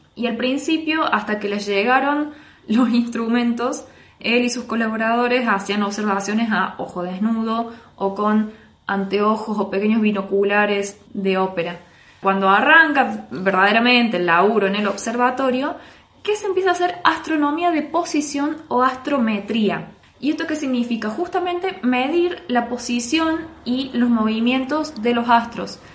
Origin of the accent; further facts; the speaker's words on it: Argentina; como buenos argentinos que somos